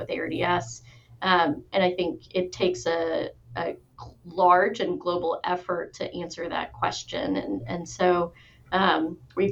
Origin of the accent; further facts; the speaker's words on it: Kentucky, United States; I'm from Kentucky